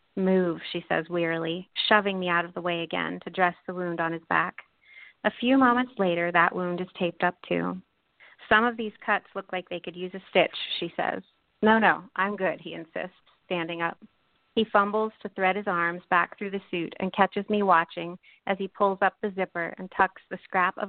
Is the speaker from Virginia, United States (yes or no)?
no; New Castle, Pennsylvania, United States; I grew up in western Pennsylvania, in Newcastle, Pennsylvania, pretty close to Pittsburgh